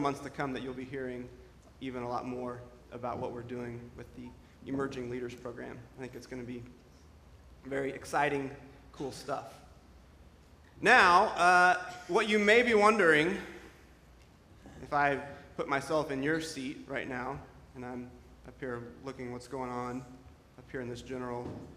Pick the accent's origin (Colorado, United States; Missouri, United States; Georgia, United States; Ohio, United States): Missouri, United States; Independence; the Community of Christ Temple in Independence, my hometown